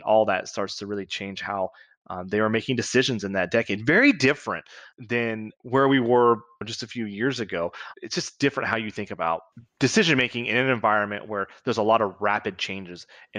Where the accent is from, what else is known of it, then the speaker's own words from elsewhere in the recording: Kansas, United States; I grew up with the story of the 1970s, and I grew up in Southeast Kansas, which is unique in this because we grew up 3 or 4 miles away from the state line of Missouri